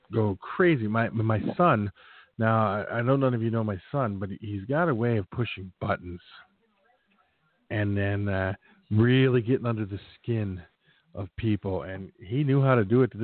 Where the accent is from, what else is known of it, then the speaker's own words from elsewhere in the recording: Philadelphia, Pennsylvania, United States; moved away; I grew up in Philadelphia